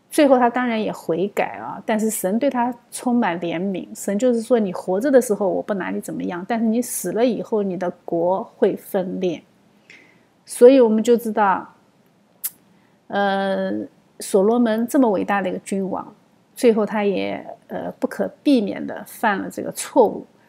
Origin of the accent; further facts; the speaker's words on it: China; 但是我们中国人对血也有相同的判断，我们也相信血里面有生命。